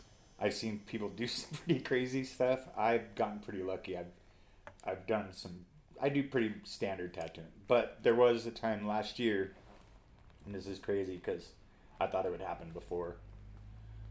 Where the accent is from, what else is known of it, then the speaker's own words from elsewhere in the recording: Reno, Nevada, United States; I was born in Reno, Nevada. I've lived here my whole life.